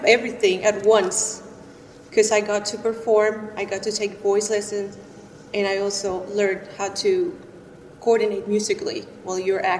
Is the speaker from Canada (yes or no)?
no; Pacific coast of Mexico, Mexico; English is a second language; moved away as an adult; also born or lived in Philadelphia; I am originally from Mexico, the Pacific coast of Mexico.